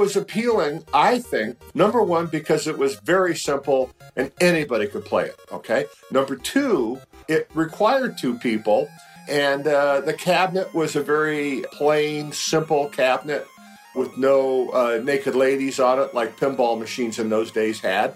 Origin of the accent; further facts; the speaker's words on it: San Francisco, California, United States; I was born in San Francisco in 1948 and grew up in the city